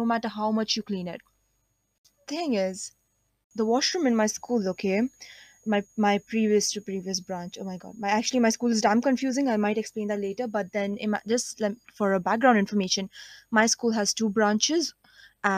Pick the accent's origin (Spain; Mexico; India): India; I am an Indian, 17 years old